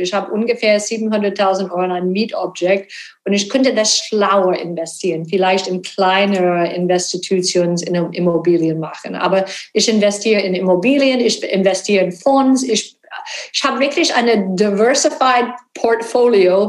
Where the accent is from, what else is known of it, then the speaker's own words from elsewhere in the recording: Texas, United States; German is a second language; moved away; ich bin gebürtige Texanerin